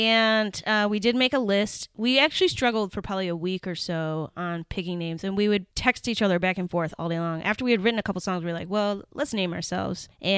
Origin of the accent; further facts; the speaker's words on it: Rainbow City, Alabama, United States; also born or lived in Oklahoma / Kansas / Chicago; now in Minneapolis, United States; I grew up in Alabama, in Rainbow City, Alabama, and then moved to Oklahoma and finished up my teenage years in Oklahoma